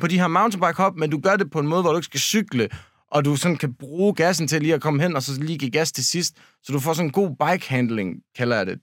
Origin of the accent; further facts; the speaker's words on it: Denmark; vi er de eneste danskere